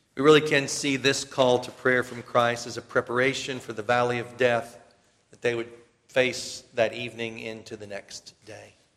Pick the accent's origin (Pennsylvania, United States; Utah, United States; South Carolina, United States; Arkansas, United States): South Carolina, United States; We're from South Carolina.